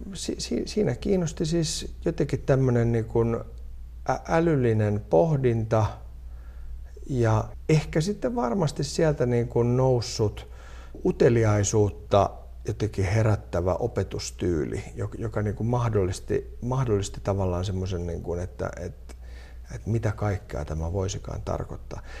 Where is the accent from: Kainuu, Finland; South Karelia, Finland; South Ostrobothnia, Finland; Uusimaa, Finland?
Uusimaa, Finland; Helsinki; Mä olen siis Itä-Helsingistä kotoisin